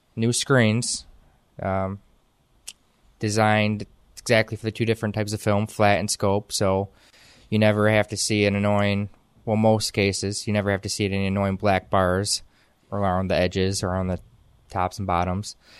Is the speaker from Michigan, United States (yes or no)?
yes; Whitehall, Michigan, United States; now in Muskegon, United States; I'm from Whitehall. I was raised in Whitehall most of my life. I graduated from Whitehall High School.